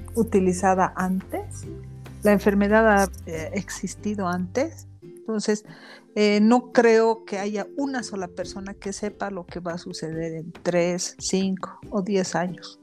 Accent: Bolivia; como buenos bolivianos

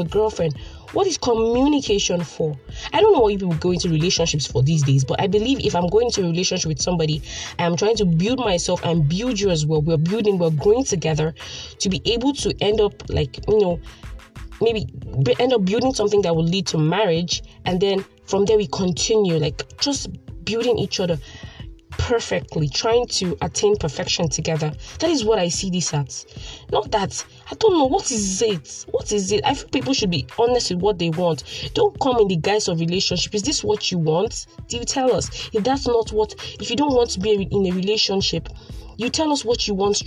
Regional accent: Port Harcourt, Rivers State, Nigeria; I'm a PH girl, born and bred in the city of Port Harcourt, River State

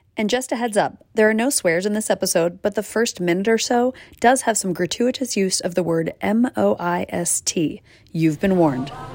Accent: Pittsburgh, Pennsylvania, United States; Pittsburgh, my hometown

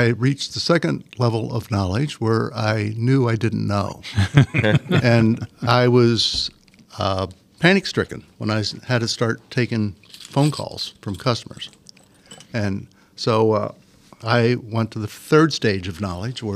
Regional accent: Williamsport, Pennsylvania, United States; moved away as an adult; also born or lived in Pittsburgh; my old hometown of Williamsport.

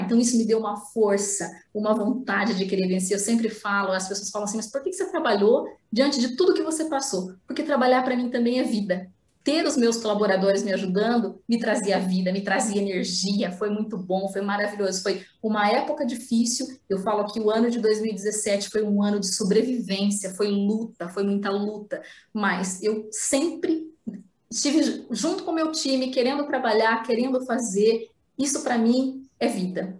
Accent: Paraná, Brazil; also born or lived in Ibiporã / Londrina; eu morava numa cidade chamada Ibiporã, porque eu sou do Paraná

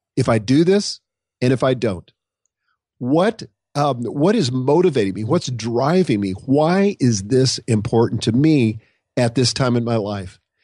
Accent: Nebraska, United States; I grew up in Nebraska

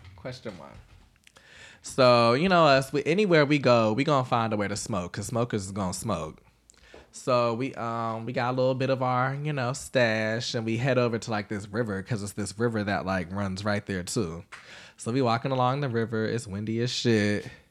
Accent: the South, United States; I'm from the South

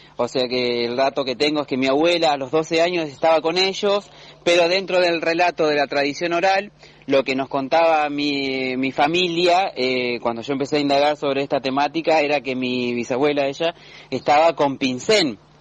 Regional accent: Pasteur, Buenos Aires, Argentina; now in Necochea, Argentina; vivo en la ciudad de Necochea, eh, nací en Lincoln, eh, provincia de Buenos Aires, precisamente en Pasteur

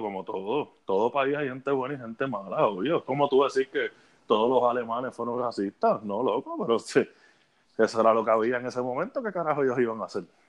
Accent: Puerto Rico; moved away; Yo amo mucho a mi patria, algún día volveré

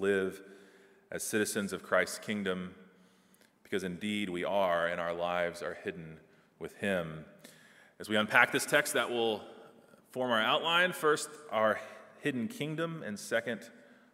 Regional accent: Texas, United States; moved away; I'm from Texas

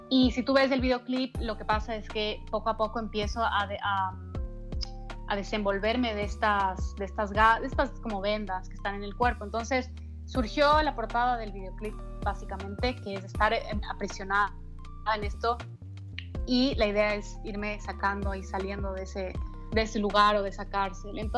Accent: Quito, Pichincha, Ecuador; yo soy de la capital, soy de Quito, pero tengo una casa en la playa, en, Santa Elena, es una península al, al sur, suroeste de, de Ecuador

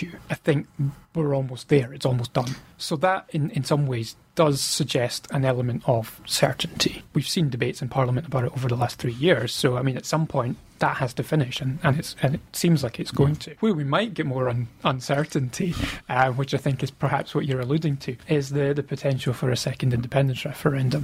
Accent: Scotland, United Kingdom; being a Scottish sports fan

